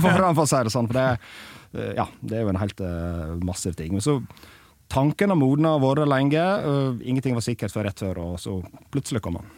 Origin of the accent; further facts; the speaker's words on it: Sogndal, Vestland, Norway; moved away; i Sogndal, der jeg er fra